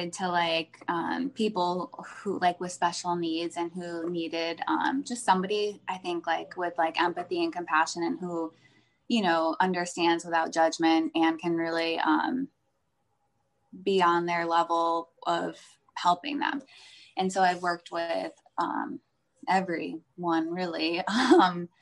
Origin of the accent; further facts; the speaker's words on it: Northeast, United States; also born or lived in California; now in Florida, United States; I live in Florida. I am from the Northeast, so I have like Northeastern vibes in my blood.